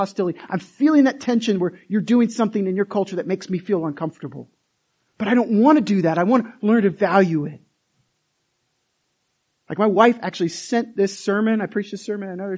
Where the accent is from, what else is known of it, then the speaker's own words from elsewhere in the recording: United States; I'm American.